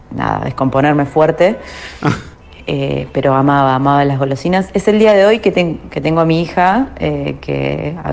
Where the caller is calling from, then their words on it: Caballito, Buenos Aires, Argentina; de Caballito.